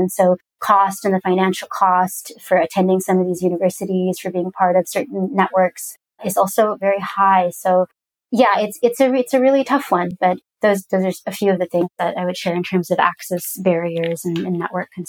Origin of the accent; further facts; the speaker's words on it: Pakistan; I'm a woman. I'm also Pakistani. Uh, I'm a Muslim.